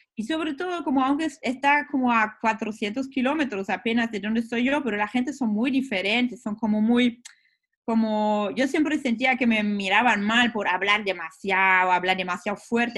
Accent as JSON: {"language": "Spanish", "town": "Wanne-Eickel", "region": "North Rhine-Westphalia", "country": "Germany", "tie": "born or raised there", "also_born_or_lived": "Hamburg", "second_language": "Spanish", "moved": "as an adult", "lives_now": "Berlin, Germany", "said": "Nací en Alemania hace 36 años y nací en una zona industrial de minería que se llama la cuenca del Ruhr, que está en el oeste de Alemania"}